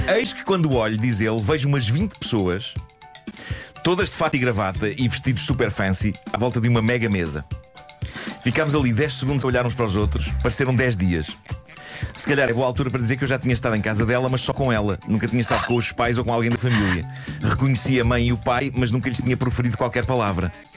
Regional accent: Lisbon, Portugal; eu sou de Lisboa e este último parágrafo podia descrever facilmente a minha vida nas ruas da capital

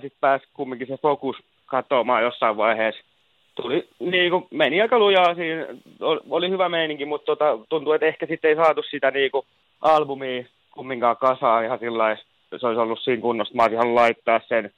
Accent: Turku, Southwest Finland, Finland; moved away as an adult; now in Helsinki, Finland; se on mun kotikaupunki. Se on aina mun sydämessä

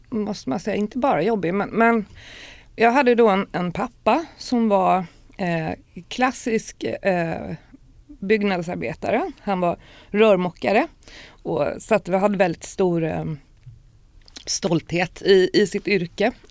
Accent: Stockholm, Stockholm County, Sweden; moved away; also born or lived in Rinkeby; när jag var fyra så flyttade vi till Östberga. Mm. Eh, och där är jag sen uppvuxen och gått i skolan

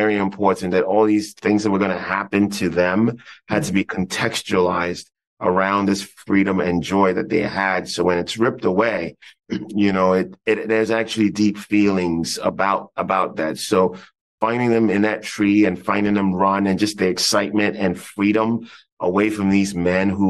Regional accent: Ghana; I grew up in Ghana

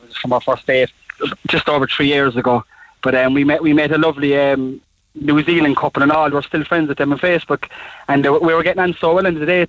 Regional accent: Cork, Munster, Ireland; We're from the north side there, like.

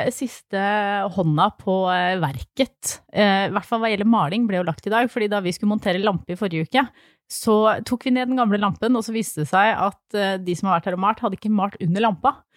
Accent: Flisa, Innlandet, Norway; moved away; fra Flisa, som er altså der jeg kommer fra

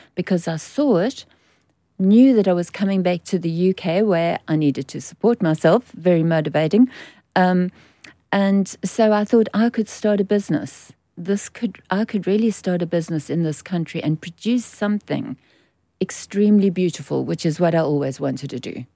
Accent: South Africa; moved away as an adult; now in United Kingdom; I'm born and bred in South Africa

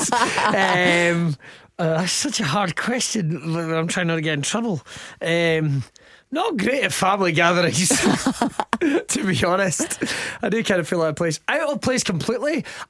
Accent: Scotland, United Kingdom; We talk in a broken Italian accent, despite the fact we're both from Scotland.

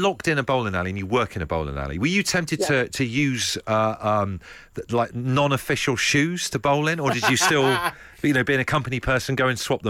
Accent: Trowbridge, South West England, United Kingdom; I grew up in Trowbridge in Wiltshire

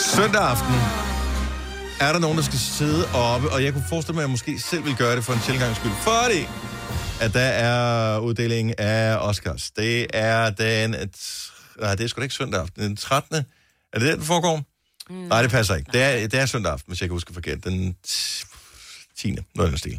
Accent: Funen, Southern Denmark, Denmark; moved away; jeg er opvokset på Fyn

